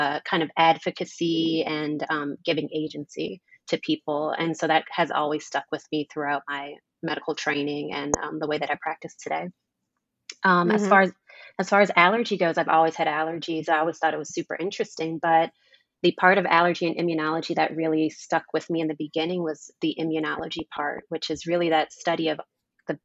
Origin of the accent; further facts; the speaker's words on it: New Orleans, Louisiana, United States; moved away; I'm from New Orleans, Louisiana. Very large family out there.